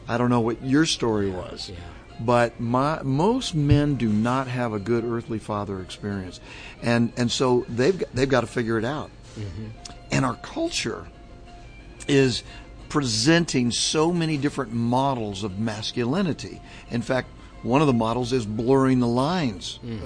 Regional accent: Southern California, United States; moved away as an adult; also born or lived in Chicago / New England; now in Orlando, United States; born and raised in Southern California.

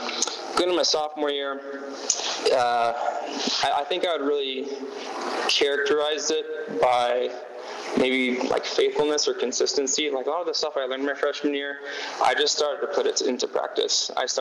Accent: Sacramento, California, United States; I'm from Sacramento, California. I did not grow up in a Christian home.

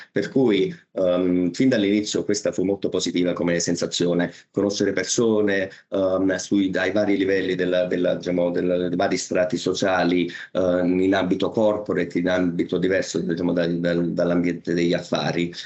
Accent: Naples, Campania, Italy; moved away as an adult; now in Mumbai, India; l'essere eh, napoletano

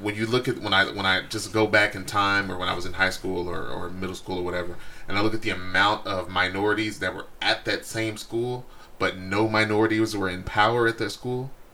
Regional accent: Texas, United States; I'm from Texas

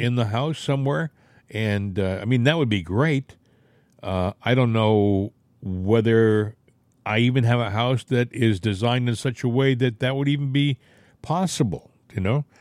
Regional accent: United States; I'm an American.

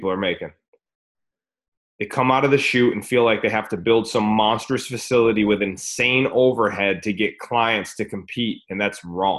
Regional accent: United States; we're from America, or most of us

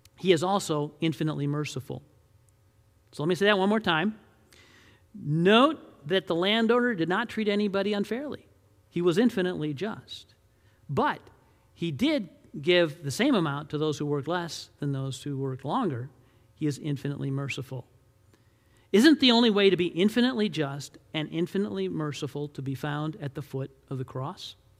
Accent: Detroit, Michigan, United States; I grew up in Detroit, Michigan

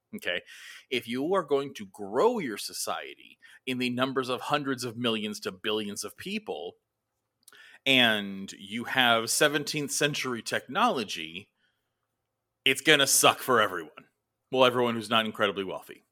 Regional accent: United States; us as Americans

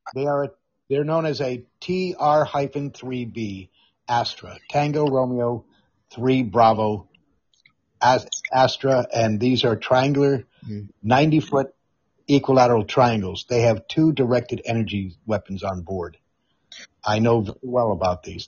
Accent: Amsterdam, North Holland, Netherlands; moved away; I grew up in the Netherlands. I consider Europe my home. I am 50% Scottish and 50% British.

